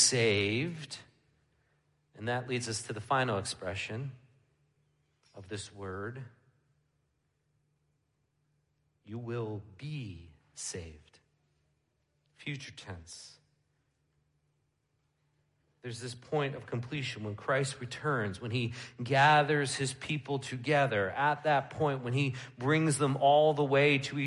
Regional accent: New York, United States; moved away as an adult; where I grew up in New York

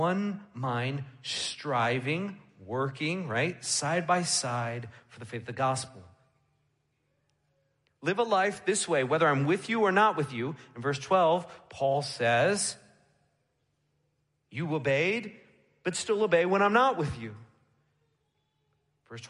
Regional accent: New York, United States; moved away as an adult; where I grew up in New York

